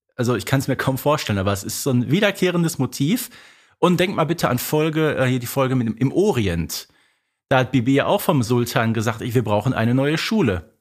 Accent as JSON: {"language": "German", "town": "Herten", "region": "North Rhine-Westphalia", "country": "Germany", "tie": "born or raised there", "said": "bei mir in meiner Heimatstadt einen, einen berühmten Sportler, der hieß Bonis Piontek und nach dem ist in Herten äh, nämlich eine Straße benannt"}